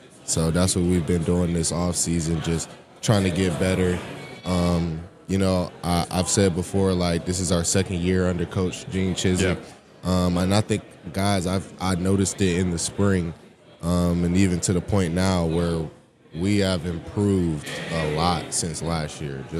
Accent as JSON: {"language": "English", "town": "Charlotte", "region": "North Carolina", "country": "United States", "tie": "born or raised there", "said": "I'm from Charlotte, North Carolina."}